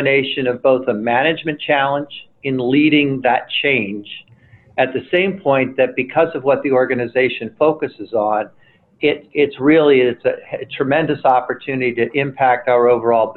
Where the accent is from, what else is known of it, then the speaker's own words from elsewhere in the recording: Trenton, New Jersey, United States; moved away as an adult; also born or lived in upstate New York; I was born and raised in Trenton, New Jersey